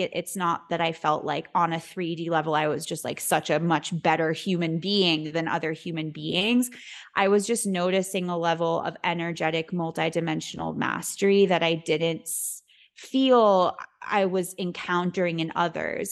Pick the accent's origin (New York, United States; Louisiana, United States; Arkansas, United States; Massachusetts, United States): New York, United States; New York City; I was born and raised in New York City